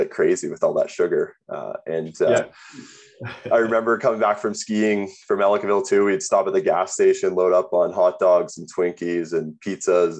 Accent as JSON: {"language": "English", "town": "Burlington", "region": "Ontario", "country": "Canada", "tie": "born or raised there", "moved": "yes", "lives_now": "Calgary, Canada", "said": "I was born in Calgary, grew up in Burlington, moved to Burlington when I was about 3 years old"}